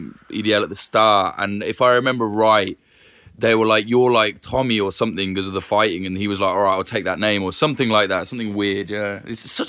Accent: United Kingdom; As a Brit, I don't even know how to explain why, but it just is.

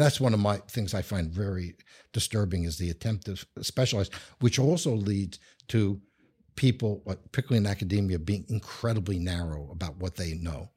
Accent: New York, United States; accent: New York; moved away; I'm originally from New York, as anyone who knows accents would know.

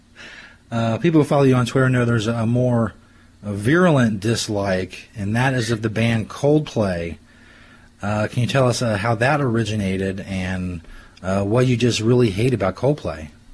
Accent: Cincinnati, Ohio, United States; where I grew up and in the Cincinnati area and around here

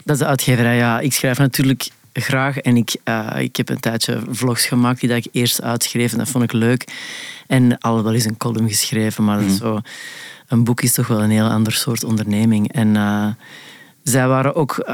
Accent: Antwerp, Flanders, Belgium; accent: Antwerps; moved away; moet ik mijn, mijn Antwerps verbergen

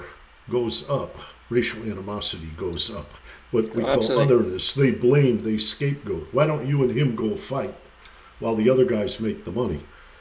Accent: Detroit, Michigan, United States; my hometown of Detroit

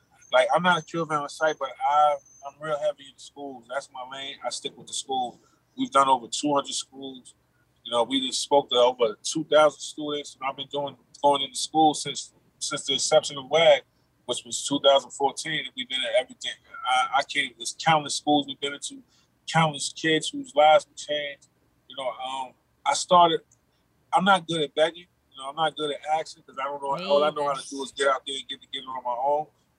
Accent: New York City, New York, United States; I'm from Far Rockaway also. I lived out there also

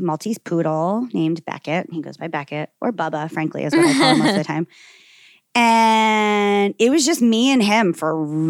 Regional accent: Margate City, New Jersey, United States; I grew up in Margate, which is an entirely Jewish

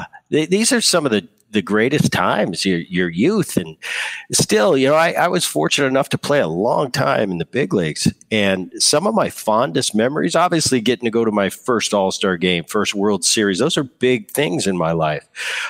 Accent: New Jersey, United States; You know, I grew up in New Jersey. I grew up with a great bunch of kids that didn't make it a big deal.

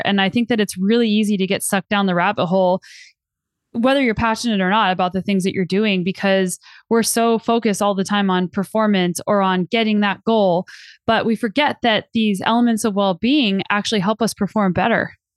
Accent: New Mexico, United States; also born or lived in Colorado; now in Canada; I grew up in New Mexico and I lived in Colorado for ten years before I moved to Canada

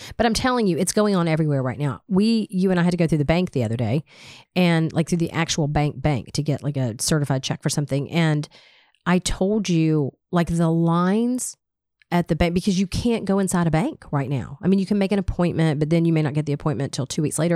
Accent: Smyrna, Georgia, United States; I grew up in Smyrna. I've lived here my entire life.

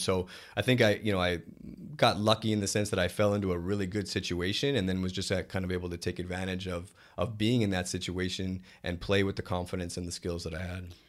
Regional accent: Canada; moved away as an adult; being a Canadian kid.

